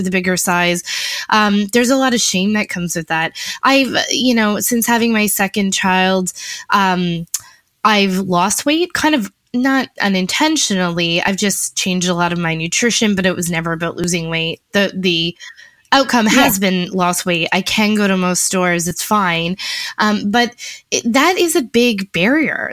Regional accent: Niagara Falls, Ontario, Canada; I grew up in Niagara Falls, like, at a very like the wrong side of the tracks, high school in Niagara Falls

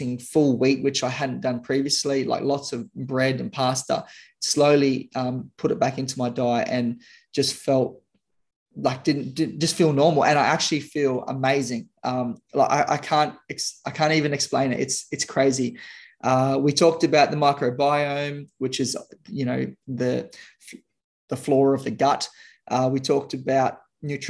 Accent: Darwin, Northern Territory, Australia; my hometown in Darwin

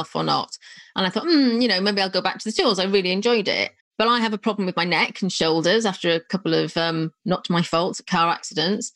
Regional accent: North Wales, United Kingdom; now in Milton Keynes area, United Kingdom; I'm from North Wales, you know, so I know those areas. I live in what I now call Middle Earth, not far from Milton Keynes

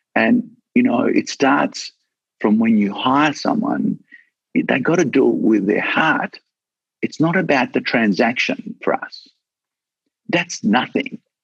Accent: Australia; I'm so proud that I'm an Australian and I'm so proud to be in this country

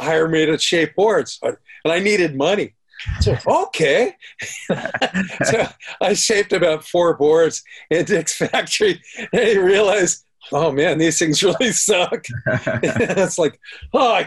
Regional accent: Huntington Beach, California, United States; moved away as an adult; also born or lived in San Clemente, United States; now in Mexico; My high school, Huntington Beach

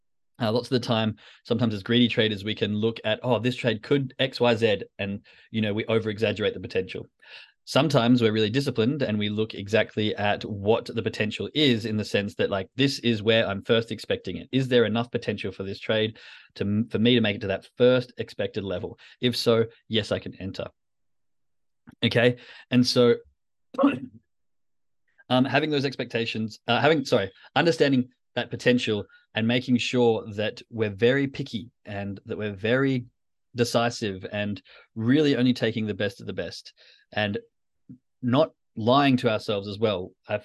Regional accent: Perth, Western Australia, Australia; I mean, we're all originally from Perth, but one's on a Euro trip. One lives in England and one lives in Belgium.

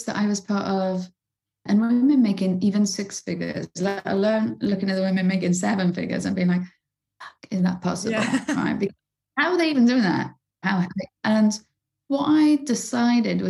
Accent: Bridgend, Wales, United Kingdom; I lived in the roughest council estate in my hometown in Bridgend in South Wales

